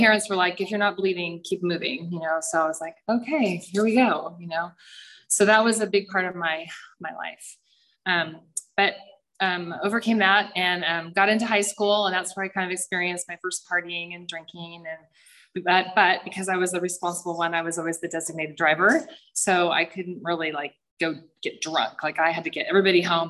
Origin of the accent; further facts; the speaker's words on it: San Clemente, California, United States; I grew up in San Clemente in a pretty happy family with four little girls